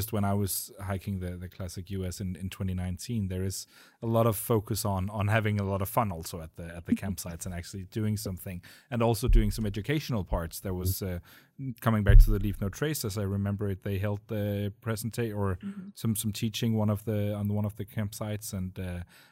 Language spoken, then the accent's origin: English; Denmark; I come from Denmark myself, where the highest altitude is about 150 meters above sea level